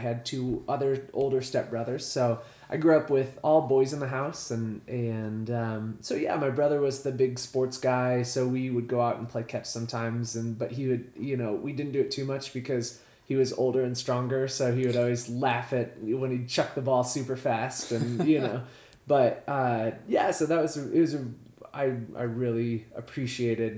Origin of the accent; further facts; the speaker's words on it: Atkins, Iowa, United States; also born or lived in California; I grew up in a small town. It was, I don't know, 700 or so people. Not 700,000, like 700 people. in Atkins, Iowa